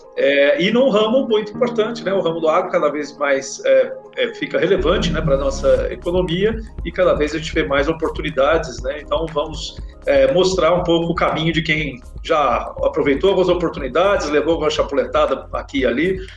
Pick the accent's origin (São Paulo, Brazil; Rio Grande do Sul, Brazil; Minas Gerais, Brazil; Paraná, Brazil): Minas Gerais, Brazil